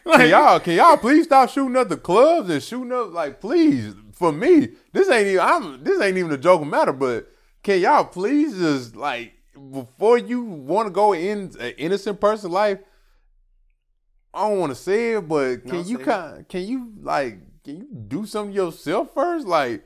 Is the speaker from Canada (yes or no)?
no; Atlanta, Georgia, United States; Yeah, for sure. I'm from Atlanta.